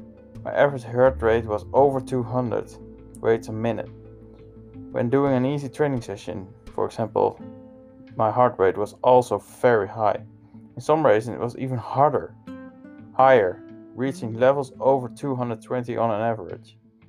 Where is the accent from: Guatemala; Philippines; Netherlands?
Netherlands; Hoogeveen, Drenthe; When I was 7 years old, I went to the cycling club in my hometown, Hoogeveen.